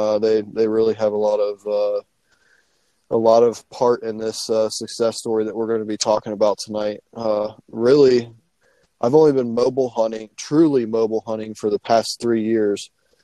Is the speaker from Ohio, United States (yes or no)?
yes; Central Ohio, United States; I'm from the Central Ohio area.